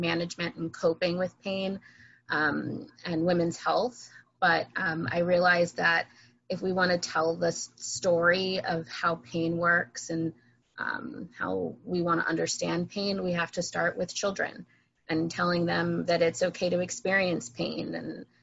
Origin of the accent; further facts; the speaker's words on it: New Jersey, United States; also born or lived in Boston; I'm from New Jersey.